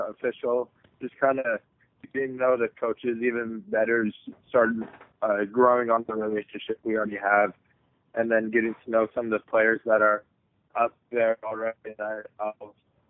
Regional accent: Oregon, United States; born there; So my family's been, like I said, I was born in Oregon.

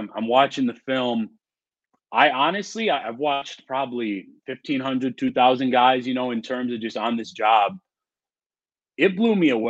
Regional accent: Wisconsin, United States; it's been really cool moving back to my home state and now, you know, covering the Badgers.

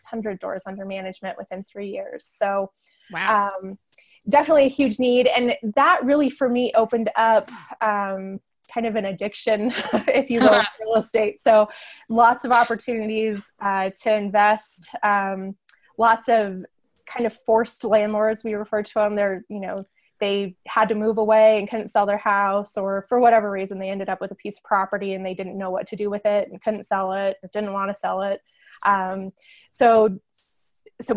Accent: Northern Arizona, United States; also born or lived in San Diego; now in Farmington, United States; I grew up in Northern Arizona

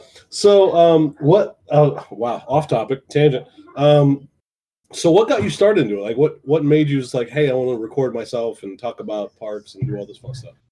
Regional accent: United States; we're both from North or from northern Ohio, southern Michigan

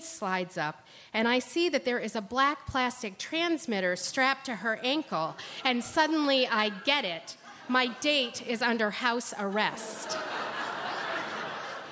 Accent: Ohio, United States; I'm from Ohio

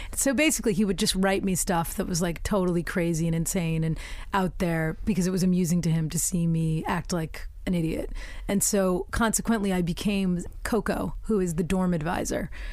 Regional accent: United States; also born or lived in England; now in United Kingdom

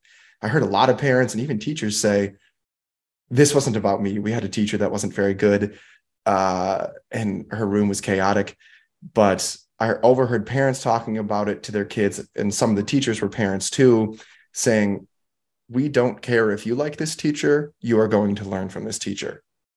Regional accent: Milwaukee, Wisconsin, United States; My hometown is boring. Mm-hmm. The history of Milwaukee, to me, is boring. I know Milwaukee.

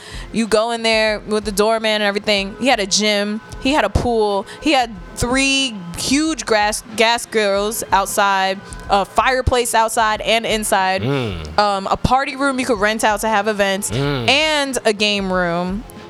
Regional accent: New York, United States; also born or lived in Virginia / D.C. area; I'm from New York. I've been here my whole life.

